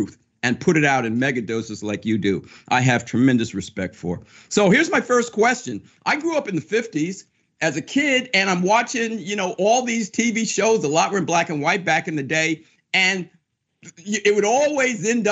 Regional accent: Summit, New Jersey, United States; growing up in Summit, New Jersey

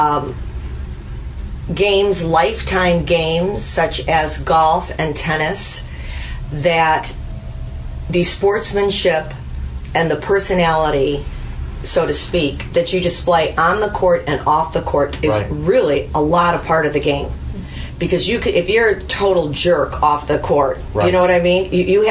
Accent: Glen Ellyn, Illinois, United States; I'm from Glen Ellen.

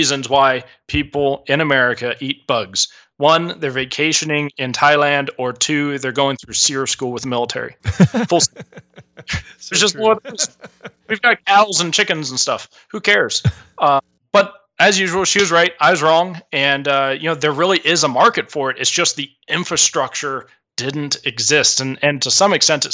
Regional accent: Southern California, United States; moved away as an adult; also born or lived in Michigan / Great Falls, Montana; I'm from Southern California

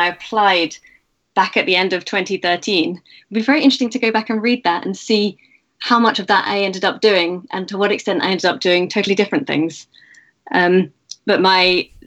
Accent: United Kingdom; also born or lived in Cape Town, South Africa; now in Oxford, United Kingdom; I'm British, but I spent 5 years in Cape Town.

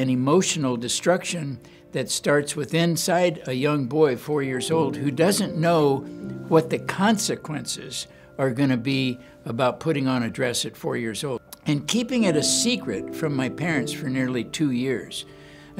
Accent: Los Angeles, California, United States; I was born and raised in Los Angeles, California

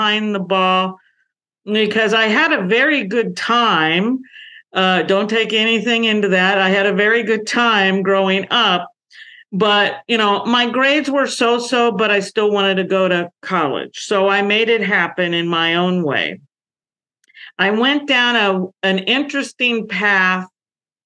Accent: San Francisco Bay Area, California, United States; I grew up in the 1960s in the San Francisco Bay Area, California

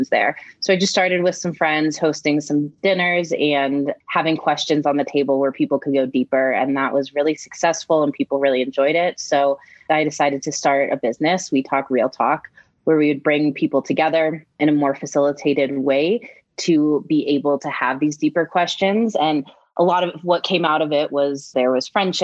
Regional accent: Denver, Colorado, United States; moved away as an adult; coming back to my hometown

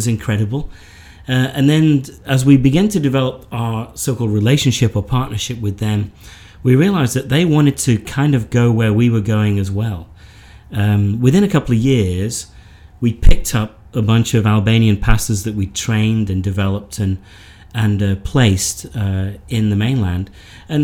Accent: the north of England, United Kingdom; moved away as an adult; also born or lived in South Africa; now in Texas, United States; born in the north of England

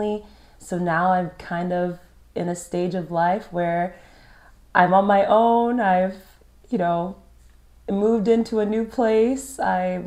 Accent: California, United States; We had growing up in California in common

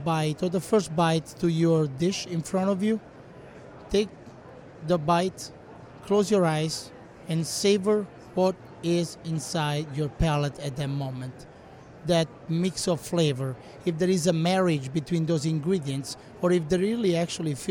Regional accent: Rome, Lazio, Italy; moved away as an adult; also born or lived in Gaeta, Italy; now in United States; In Italy, I'm from Rome, born and raised. Then I moved to Gaeta, south of Rome

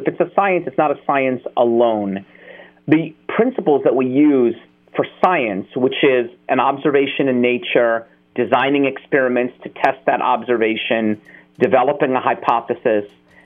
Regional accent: United States; I was born in America

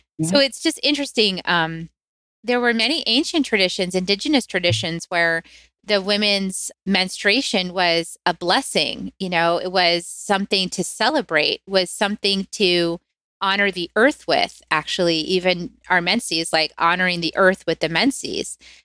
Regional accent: United States; I grew up in the United States

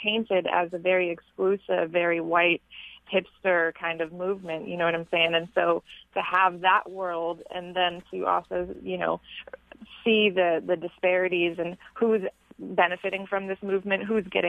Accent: South Florida, United States; also born or lived in Newark, New Jersey; I was born in Newark, New Jersey. I was raised in metropolitan South Florida.

